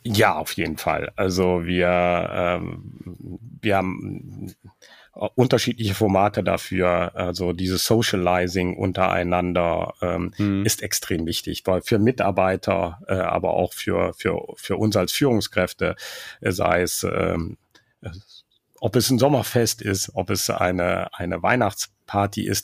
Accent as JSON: {"language": "German", "country": "Germany", "said": "wir Deutschen"}